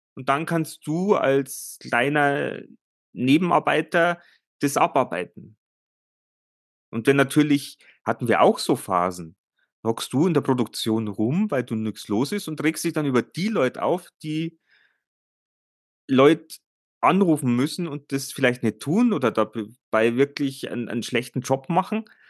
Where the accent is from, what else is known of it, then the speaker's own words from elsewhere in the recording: Germany; bei uns in Deutschland